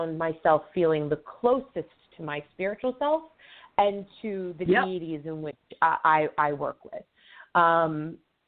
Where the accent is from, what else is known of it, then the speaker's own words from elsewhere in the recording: Long Island, New York, United States; moved away as an adult; now in New Hampshire, United States; I was born and raised on Long Island